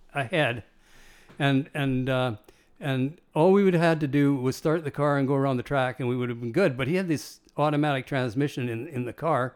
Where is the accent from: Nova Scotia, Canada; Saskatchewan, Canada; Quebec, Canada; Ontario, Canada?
Saskatchewan, Canada; Nipawin; I was from Nipawin